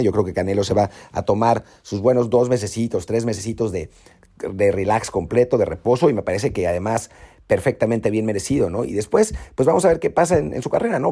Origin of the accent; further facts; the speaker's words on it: Mexico; como mexicanos